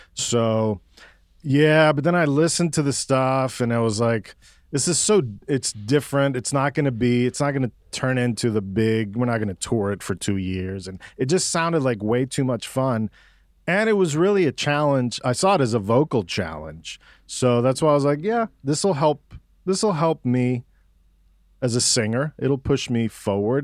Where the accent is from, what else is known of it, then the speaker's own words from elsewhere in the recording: Mexico City, Mexico; now in Austin, United States; I'm from Mexico City. My parents are Cuban exiles